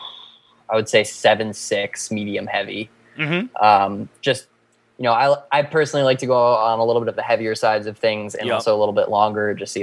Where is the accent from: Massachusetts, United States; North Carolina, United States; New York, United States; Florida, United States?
Massachusetts, United States; Shutesbury; I was born and raised in Shutesbury.